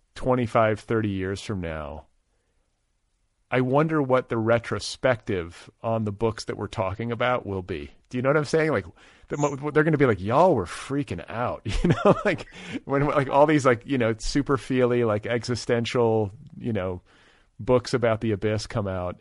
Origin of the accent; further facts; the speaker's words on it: Midwest, United States; moved away; also born or lived in Boulder, Colorado; I grew up in the Midwest